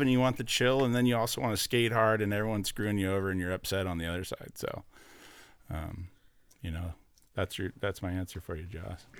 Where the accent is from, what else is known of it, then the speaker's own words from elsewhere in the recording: Orange County, California, United States; as a kid growing up, I was from Orange County